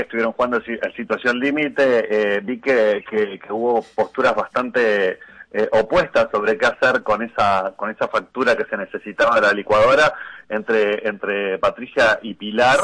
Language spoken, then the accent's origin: Spanish; Uruguay